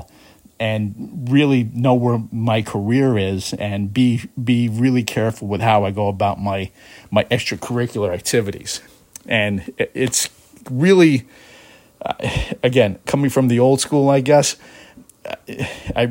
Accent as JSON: {"language": "English", "town": "New York City", "region": "New York", "country": "United States", "tie": "born or raised there", "said": "Being a New Yorker myself, a native New Yorker from the city of New York"}